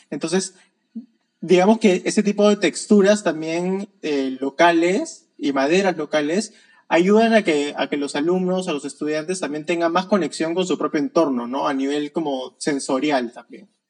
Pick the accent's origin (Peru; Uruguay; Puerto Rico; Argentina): Peru; soy de Perú